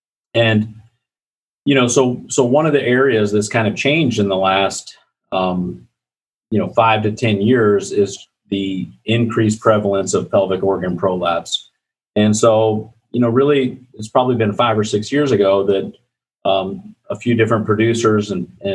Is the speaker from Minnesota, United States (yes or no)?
no; Iowa, United States; I grew up in Iowa. I'm an Iowa native